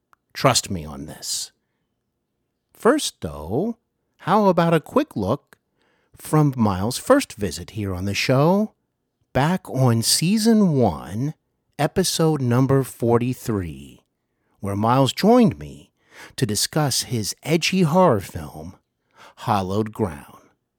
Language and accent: English; Cincinnati, Ohio, United States; Today, I host Hollywood and Beyond podcast here in my hometown of Cincinnati